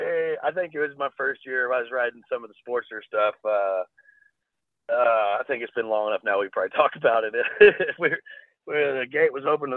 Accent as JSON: {"language": "English", "town": "Tulsa", "region": "Oklahoma", "country": "United States", "said": "I'm from Tulsa, but Oklahoma wise, I mean."}